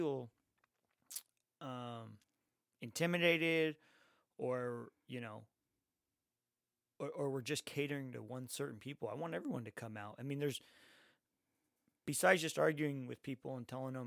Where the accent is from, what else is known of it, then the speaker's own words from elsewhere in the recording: Santa Ana, California, United States; growing up in Santa Ana